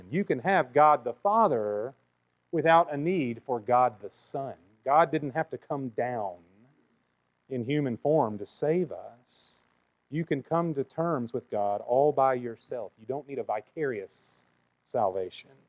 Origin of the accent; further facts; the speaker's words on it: the South, United States; It's just the way I was raised. I grew up in the South, and so I'm a Christian.